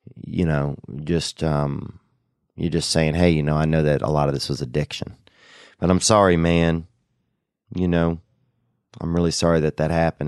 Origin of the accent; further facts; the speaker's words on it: Covington, Louisiana, United States; Covington, Louisiana, and that's my town. That's where I grew up in over there